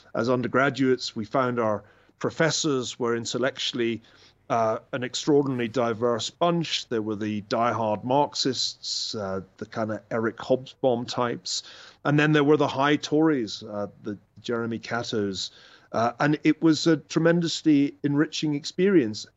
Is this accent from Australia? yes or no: no; Glasgow, Scotland, United Kingdom; moved away as an adult; also born or lived in Oxford / Cambridge; now in United States; I grew up in, in Scotland